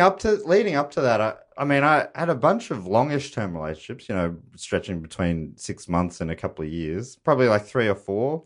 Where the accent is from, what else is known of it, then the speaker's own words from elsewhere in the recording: Moorabbin, Victoria, Australia; I grew up in Moorabbin down there